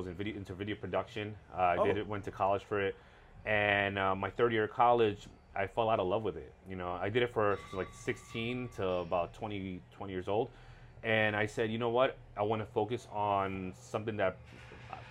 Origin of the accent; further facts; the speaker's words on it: New York City, New York, United States; moved away as an adult; also born or lived in Ecuador (ancestry); now in Miami, United States; originally born and raised New York City